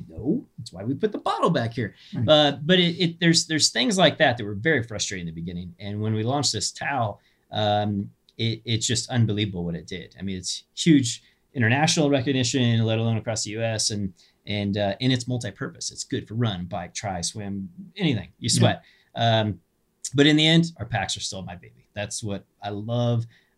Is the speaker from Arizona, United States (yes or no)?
no; Kansas, United States; moved away; Where I grew up in Kansas